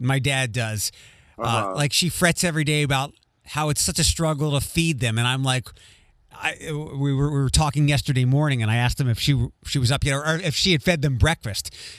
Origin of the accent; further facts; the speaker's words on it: East Coast, United States; moved away; growing up in the land of Dunkin' Donuts back east